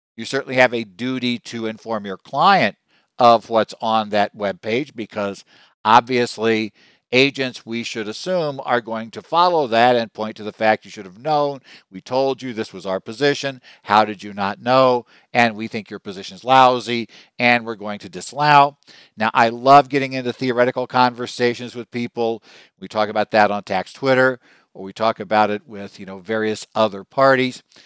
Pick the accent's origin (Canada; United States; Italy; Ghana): United States; Arizona; my home state of Arizona